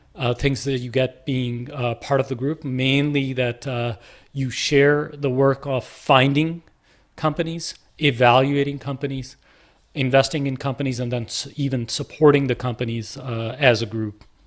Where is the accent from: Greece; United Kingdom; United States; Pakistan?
Pakistan; Lahore, Punjab; moved away; my journey from a kid in Lahore to, uh, coming here